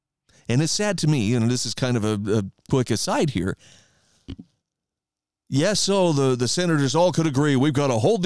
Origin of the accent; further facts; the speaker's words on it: Idaho, United States; my home state of Idaho